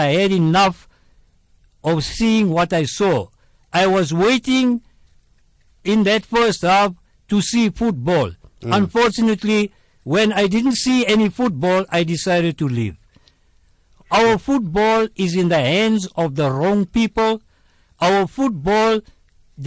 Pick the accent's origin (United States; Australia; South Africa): South Africa; I am a South African first, before an Indian